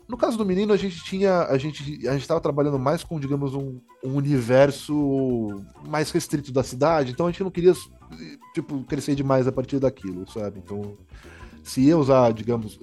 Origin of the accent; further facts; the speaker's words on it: Paraná, Brazil; eu sou também do Paraná, uhum. assim, minha família, né, meu pai mora, morava lá